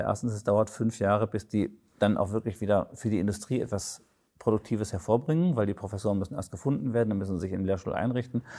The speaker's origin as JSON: {"language": "German", "region": "Baden-Württemberg", "country": "Germany", "said": "Ich komme aus Baden-Württemberg"}